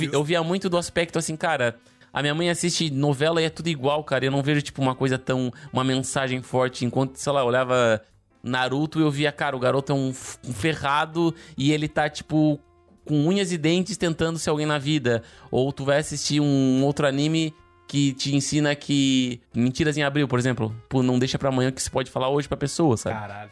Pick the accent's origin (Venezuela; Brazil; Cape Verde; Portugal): Brazil; town on the Brazil–Uruguay border, Rio Grande do Sul; moved away; minha cidade natal, onde eu cresci